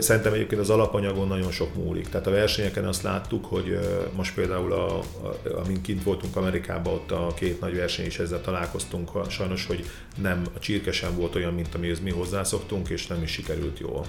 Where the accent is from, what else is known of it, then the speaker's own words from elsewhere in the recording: Szeged, Csongrád-Csanád, Hungary; Szegeden születtem